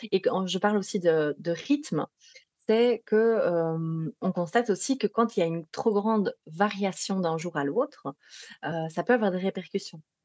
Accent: Belgium; accent: Belgian; Si vous entendez un petit accent particulier, c'est parce que je suis belge.

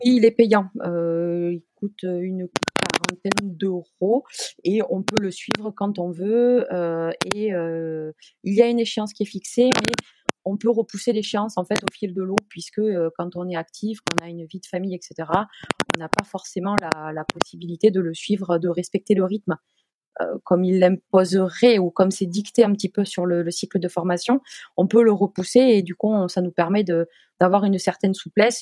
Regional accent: Toulouse, Occitania, France; moved away as an adult; now in Poitiers, France; je suis issue euh, donc du sud-ouest puisque je suis née à Toulouse, donc je suis une pure toulousaine et je suis actuellement basée à Poitiers

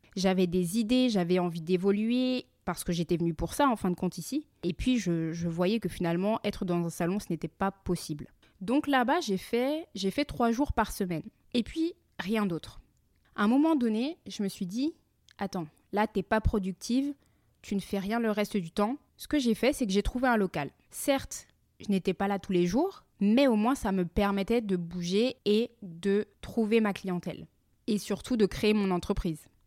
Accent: France; moved away as an adult; now in Montreal, Canada; nous avons quitté la France tous les quatre

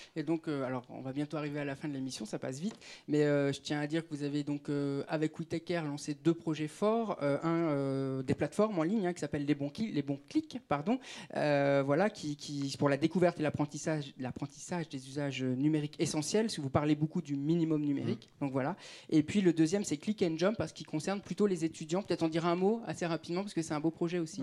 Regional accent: Clichy-sous-Bois, Île-de-France, France; j'ai grandi à Clichy-sous-Bois

